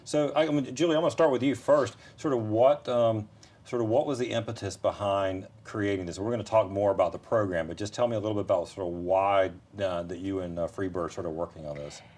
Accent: Fayetteville, North Carolina, United States; I grew up in Fayetteville

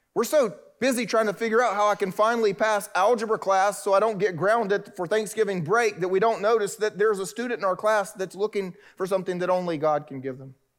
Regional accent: the South, United States; because I'm a Southerner and that's what we do here in the South

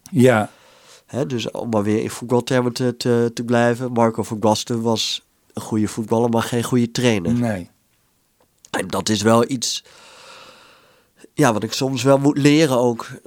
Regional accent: Netherlands; Wat wij als Hollanders vaak zeggen als we daar zijn.

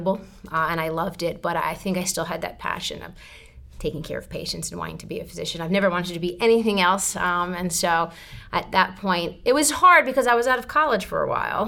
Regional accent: Jersey Shore, central New Jersey, United States; moved away as an adult; also born or lived in Birmingham, Alabama; I grew up on the what's called the Jersey Shore, so the beach

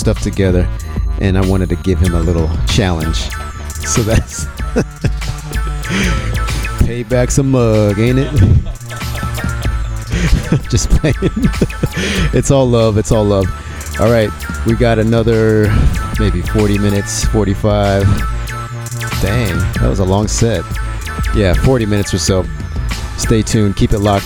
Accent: Texas, United States; we hail from Texas

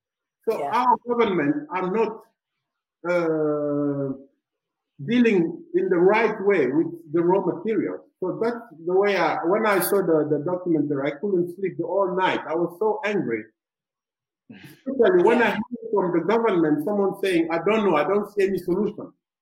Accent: Amsterdam, North Holland, Netherlands; born there; So even when you tell them I was born in Amsterdam, they don't care about that.

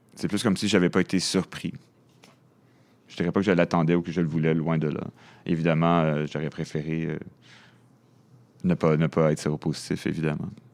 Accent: Montreal, Quebec, Canada; moi, je suis né à Montréal. Je viens de l'est de la ville

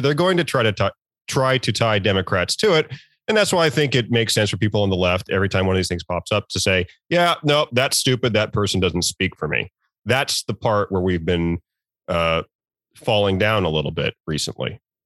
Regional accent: Norfolk, Virginia, United States; moved away; I'm from Virginia, I'm from the Norfolk area

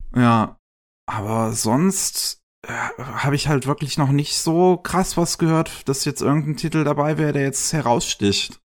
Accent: Germany; bei uns in Deutschland

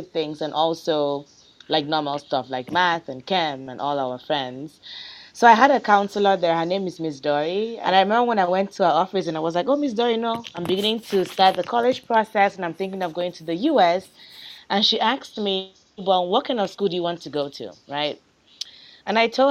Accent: Nigeria; moved away; I'm from Nigeria

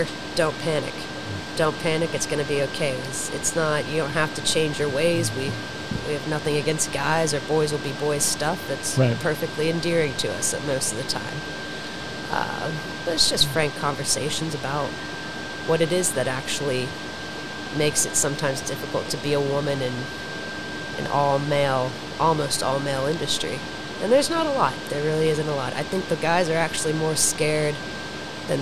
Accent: Eastern Ohio, United States; also born or lived in West Virginia; now in Charlotte, United States; I'm from that area to begin with, Eastern Ohio, about an hour west of Pittsburgh, Pennsylvania

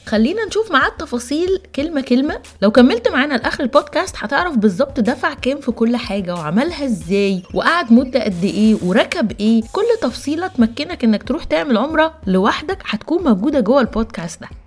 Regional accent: Egypt; احنا مصريين

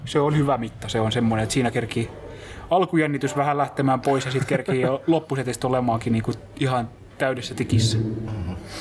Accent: Salo, Southwest Finland, Finland; now in Turku, Finland; mä olen alun perin Salosta, mutta me asutaan kummatkin nykyään Turussa

